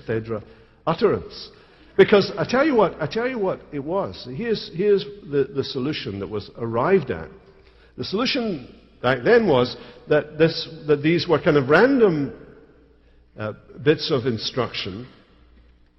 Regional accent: Scotland, United Kingdom; as a Scotsman

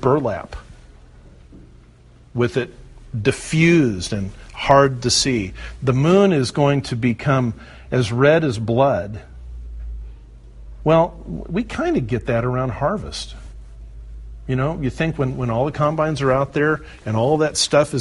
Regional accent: the California coast, United States; I grew up on the California coast where the North American plate meets the Pacific plate

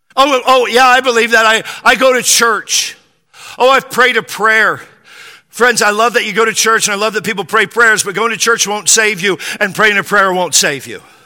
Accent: Spanaway, Washington, United States; I grew up in Western Washington, a little town called Spanaway

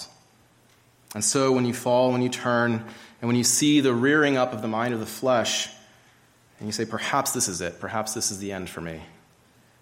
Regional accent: Georgia, United States; I grew up in Georgia, hiking along the Appalachian Trail fairly often

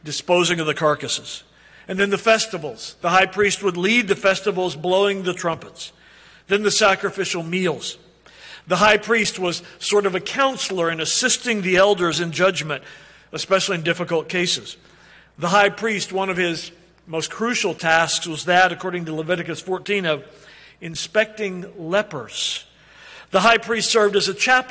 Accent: Oklahoma, United States; I'm from Oklahoma.

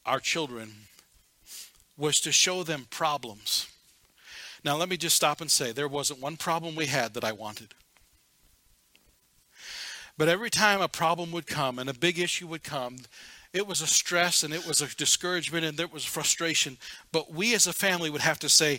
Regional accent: Seattle, Washington, United States; now in Black Hills, United States; I was born in Seattle.

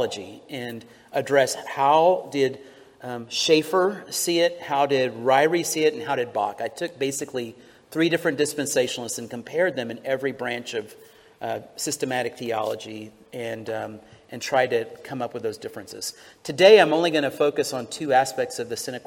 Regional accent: Houston, Texas, United States; I'm from Houston

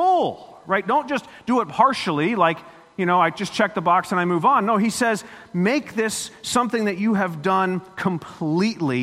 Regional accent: Florida, United States; moved away; I grew up in Florida, lived there 40 years

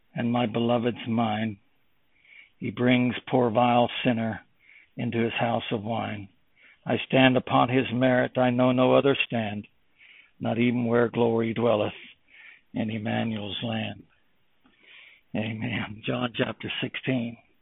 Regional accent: United States; moved away as an adult; also born or lived in Germany; When I lived in Germany for 35 years, being an American

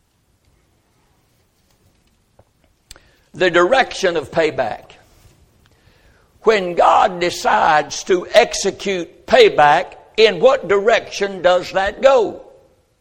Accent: United States; I am an American, and I was born in this country

